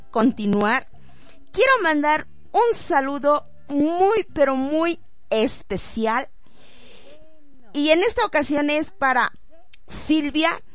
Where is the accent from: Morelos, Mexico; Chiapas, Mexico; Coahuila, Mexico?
Morelos, Mexico; Jojutla; moved away; Jojutla, Morelos a mi tierra hermosa, a la poderosa zona